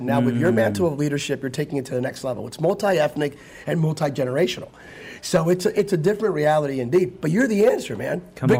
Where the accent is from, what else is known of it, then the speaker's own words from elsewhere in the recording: Bethlehem, Pennsylvania, United States; now in California, United States; In my Assembly of God church. I'm from Pennsylvania, Bethlehem, Pennsylvania.